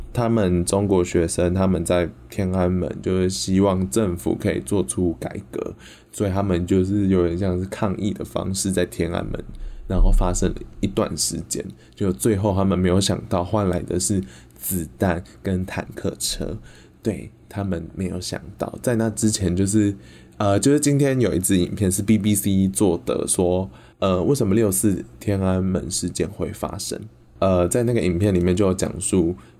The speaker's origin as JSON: {"language": "Chinese", "region": "Yunlin County", "country": "Taiwan", "tie": "born or raised there", "said": "我们家乡云林"}